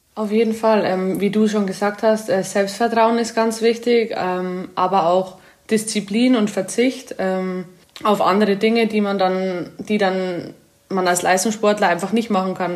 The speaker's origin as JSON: {"language": "German", "town": "Amberg", "region": "Bavaria", "country": "Germany", "accent": "leichter bayerischer Dialekt", "moved": "yes", "lives_now": "Paris, France", "said": "Ich komme aus Amberg, das ist in der Oberpfalz aus Bayern."}